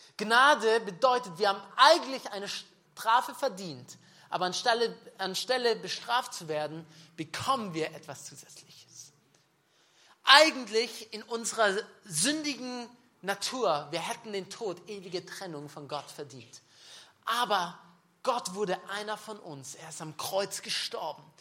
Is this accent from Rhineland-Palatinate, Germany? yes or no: no; Nördlingen, Bavaria, Germany; ich bin ein Nördling, okay, ja. Das ist auch noch Bayern. Wisst ihr, ich bin gebürtiger Schwabe. Aber ich lebe in Bayern seit 15 Jahren.